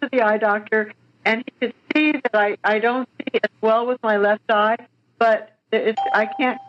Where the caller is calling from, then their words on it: Atascadero, California, United States; I'm calling from Atascadero, California, which is on the central coast of California.